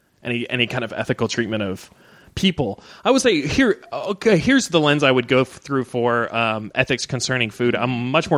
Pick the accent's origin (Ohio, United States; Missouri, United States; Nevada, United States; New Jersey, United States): Missouri, United States; I grew up in Missouri.